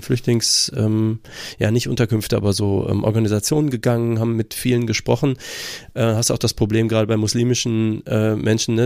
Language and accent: German; Germany; Ich bin auch einfach äh, aufgewachsen in Deutschland